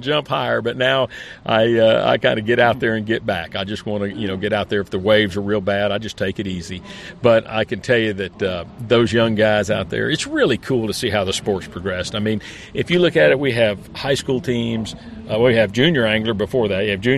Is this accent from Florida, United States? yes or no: yes; Florida, United States; born and raised in Florida